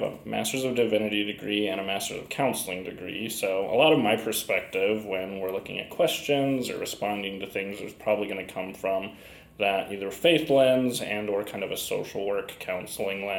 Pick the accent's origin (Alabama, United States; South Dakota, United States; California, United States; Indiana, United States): Indiana, United States; Huntington; I grew up in Huntington, so another really small town on the other side of Fort Wayne.